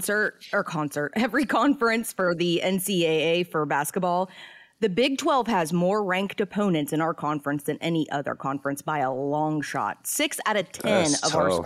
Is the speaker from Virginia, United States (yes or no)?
yes; Virginia, United States; now in Morgantown, United States; I grew up in Virginia